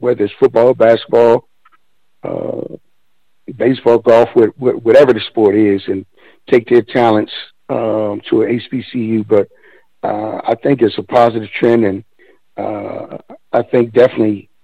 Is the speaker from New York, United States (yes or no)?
no; Washington, District of Columbia, United States; moved away; also born or lived in Seattle / Oklahoma City; being from the DMV